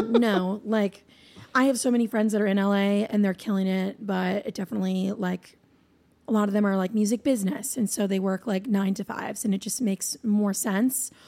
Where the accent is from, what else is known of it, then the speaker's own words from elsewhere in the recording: New Hampshire, United States; moved away as an adult; now in Nashville, United States; I'm originally from there. I was born and raised there